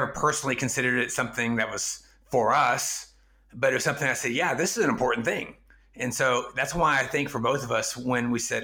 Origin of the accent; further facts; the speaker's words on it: East Texas, United States; first language English; moved away as an adult; also born or lived in China; I grew up in East Texas, which is an honor shame culture in its own right.